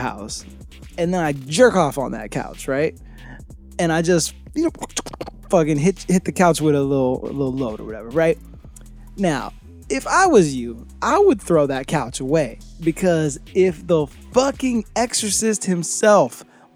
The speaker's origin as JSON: {"language": "English", "town": "New York City", "region": "New York", "country": "United States", "tie": "born or raised there", "moved": "yes", "lives_now": "Florida, United States", "said": "I was born in New York City"}